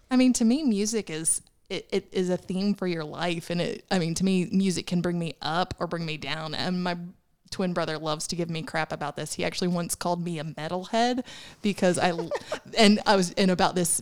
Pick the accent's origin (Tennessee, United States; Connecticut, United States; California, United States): Tennessee, United States; Chattanooga; I actually grew up in Chattanooga, so I've lived here